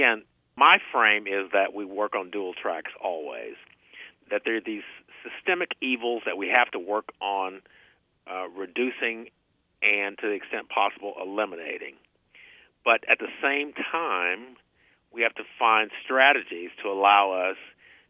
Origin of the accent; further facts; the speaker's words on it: Fort Smith, Arkansas, United States; moved away as an adult; now in Tulsa, United States; I grew up in Fort Smith, Arkansas, which is a town that's on the Arkansas-Oklahoma border